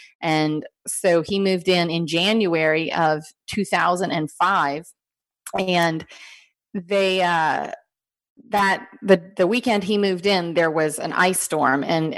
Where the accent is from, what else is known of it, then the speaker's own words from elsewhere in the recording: Virginia, United States; I'm from Virginia